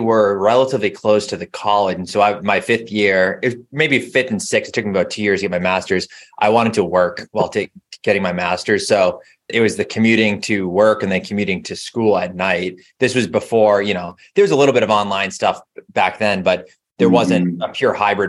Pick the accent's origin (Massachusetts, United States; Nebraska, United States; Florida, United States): Massachusetts, United States; Boston; I am. Grew up about 20, 25 minutes outside of the city